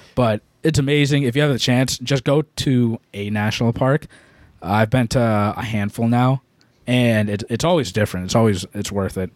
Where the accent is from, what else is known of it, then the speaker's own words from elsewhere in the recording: Massachusetts, United States; We're from Massachusetts